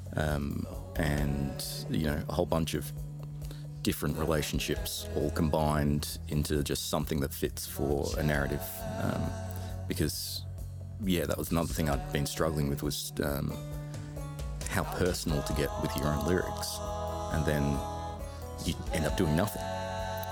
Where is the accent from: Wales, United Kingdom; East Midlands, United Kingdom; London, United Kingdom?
London, United Kingdom; now in Australia; I grew up in London um, originally.